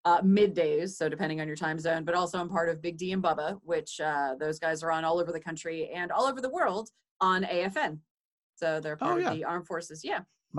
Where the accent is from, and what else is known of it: Hartford, Connecticut, United States; born or raised there; now in Nashville, United States